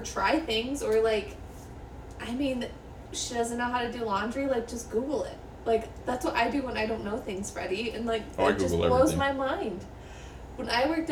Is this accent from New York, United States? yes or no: no; Utah, United States; We're from Utah.